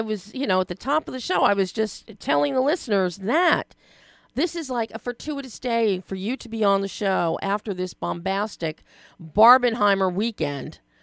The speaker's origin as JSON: {"language": "English", "town": "Philadelphia", "region": "Pennsylvania", "country": "United States", "said": "I'm from Philly"}